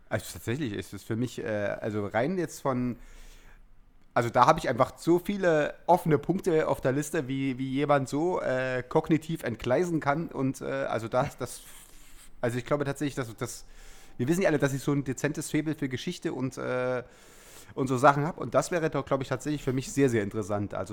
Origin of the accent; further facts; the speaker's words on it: East Germany, Germany; ich bin ja bei, als Ossi sozusagen ähm, und mit so einer äh, Kindheit in den 80ern